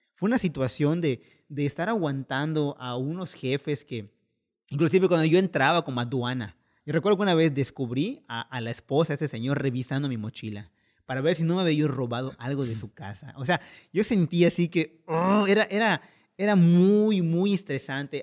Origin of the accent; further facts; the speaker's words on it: Mexico; como mal mexicano